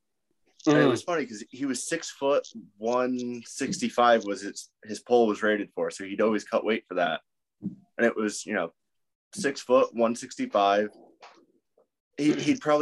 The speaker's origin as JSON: {"language": "English", "region": "Connecticut", "country": "United States", "said": "Yeah, so I'm up in northern Connecticut. I'm like half hour from Lightning Fitness."}